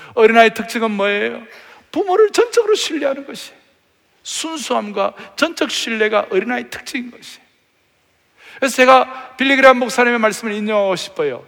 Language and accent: Korean; Uiseong, North Gyeongsang, South Korea; 제가 의성 출신인데 경북 의성 청송 영덕이라고 있어요. 아주 시골.